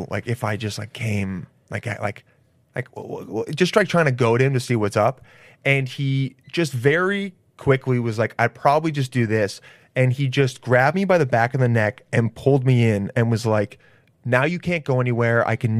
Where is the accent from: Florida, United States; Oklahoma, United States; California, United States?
California, United States; Los Angeles; I grew up in L.A.